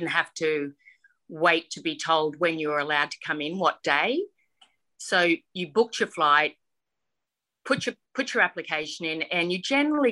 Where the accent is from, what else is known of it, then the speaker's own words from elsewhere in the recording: Queensland, Australia; moved away as an adult; also born or lived in Mount Isa, Queensland; now in Sydney, Australia; I was born in Mount Isa, actually, and moved there, and my parents moved us there when I was four, and I've been in Queensland. I'm 56 now, and I've lived in Queensland my whole life.